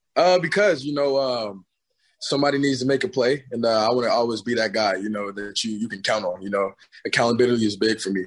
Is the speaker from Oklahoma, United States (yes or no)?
yes; Tulsa, Oklahoma, United States; I'm from, I'm from Tulsa